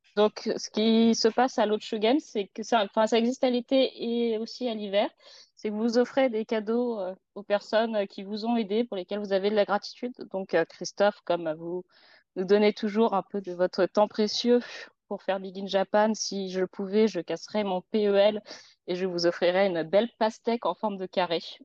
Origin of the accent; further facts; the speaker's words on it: France; on est français